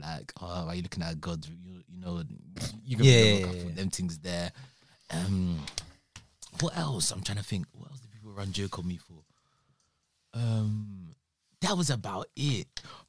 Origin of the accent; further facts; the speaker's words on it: Nigeria; Same way sometimes being Nigerian was a bit of a cuss.